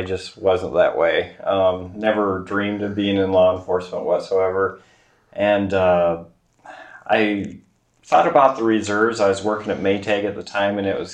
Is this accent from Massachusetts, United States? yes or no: no; Grinnell, Iowa, United States; also born or lived in Oskaloosa, Iowa; I was born in Oskaloosa and raised in Grinnell all my life.